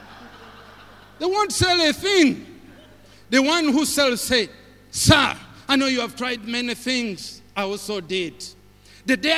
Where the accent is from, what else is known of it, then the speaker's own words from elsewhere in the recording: Uganda; where do you come from? I said, Uganda.